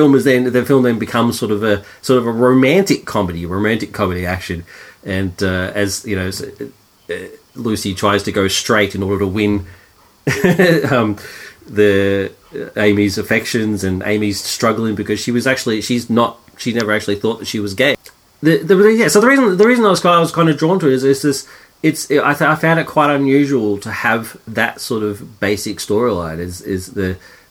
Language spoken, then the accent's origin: English; Australia; being Australian